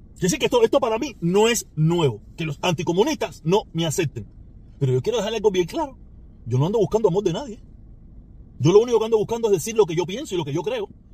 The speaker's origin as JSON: {"language": "Spanish", "country": "Cuba", "moved": "yes", "said": "Esa islita es de donde yo vengo, pero es una islita del Caribe"}